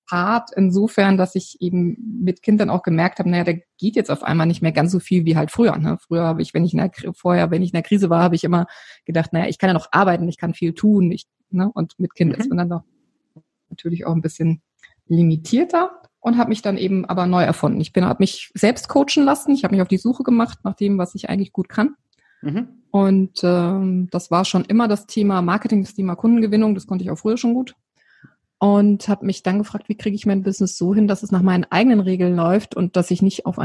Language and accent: German; Odenwald, Germany; lebe hier an der wunderschönen Bergstraße, ganz in der Nähe meiner alten Heimat. Ich komme ursprünglich aus dem Odenwald